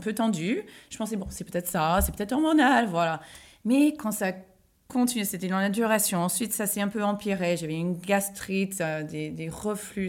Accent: United States; moved away; moi je suis américaine, je vivais aux États-Unis.

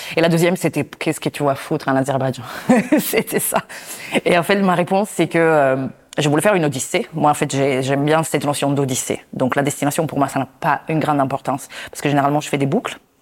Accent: Italy; je suis italienne

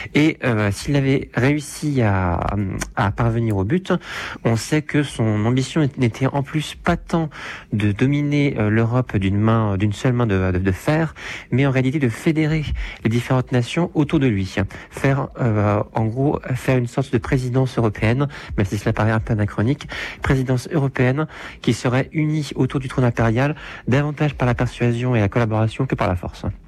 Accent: France; nous, en tant que Français

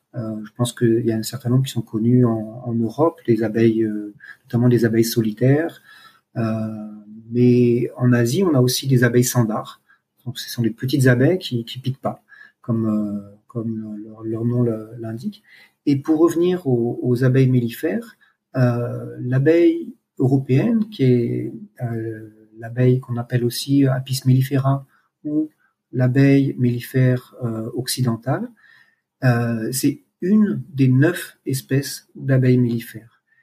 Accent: France; moved away as an adult; now in Cambodia; je suis français, j'ai 53 ans et je vis au Cambodge depuis un peu plus de 13 ans maintenant

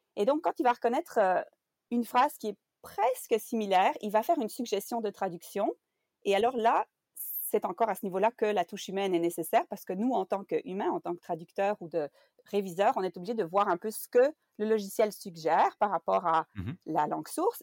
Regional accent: Belgium; first language French; moved away as an adult; now in Canada; je suis belge. J'ai étudié la traduction en Belgique

